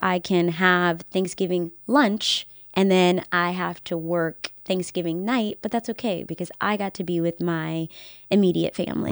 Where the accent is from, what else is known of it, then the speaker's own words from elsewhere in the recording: Henrico County, Virginia, United States; moved away; I'm from this area. I was born and raised in Henrico County